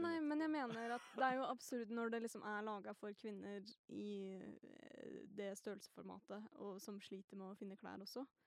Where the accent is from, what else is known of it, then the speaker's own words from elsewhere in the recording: Northern Norway, Norway; jeg også er jo nordlending